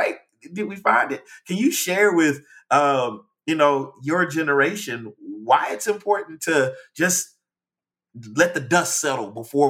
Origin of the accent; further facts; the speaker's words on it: East Texas, United States; also born or lived in Dallas-Fort Worth; now in Austin, United States; I'm from Texas. I grew up in East Texas, which is not that diverse, but is definitely segregated as well. Went to college in West Texas that, again, is also segregated. And then I moved to the Dallas-Fort Worth area